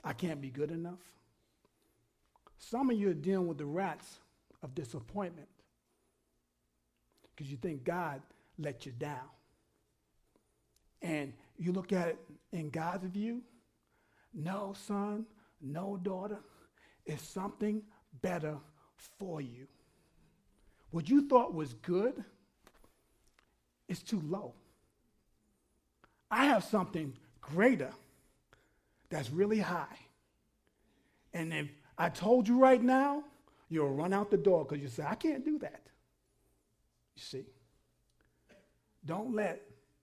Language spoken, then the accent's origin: English; New York, United States; when I grew up in New York